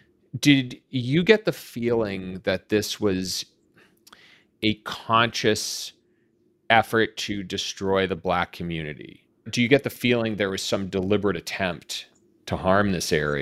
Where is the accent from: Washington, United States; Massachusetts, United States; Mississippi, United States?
Massachusetts, United States; Boston; growing up in Boston